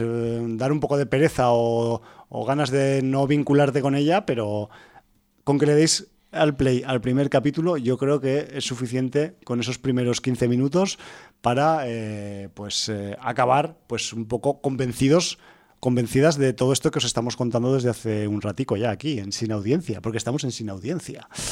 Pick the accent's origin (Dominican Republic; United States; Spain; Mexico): Spain; Aragon; soy de Aragón